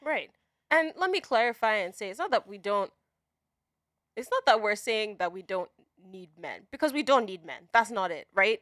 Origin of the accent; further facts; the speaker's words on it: Nigeria; now in United States; growing up in Nigeria